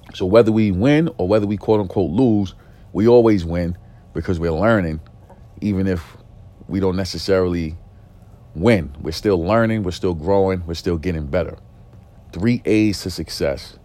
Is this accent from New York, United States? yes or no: yes; New York City, New York, United States; growing up in East New York, growing up in a single parent home